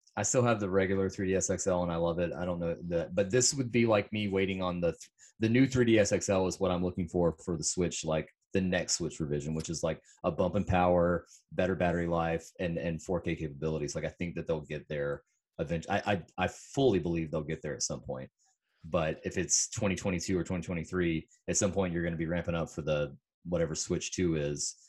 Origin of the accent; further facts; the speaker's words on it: South Carolina, United States; I am from South Carolina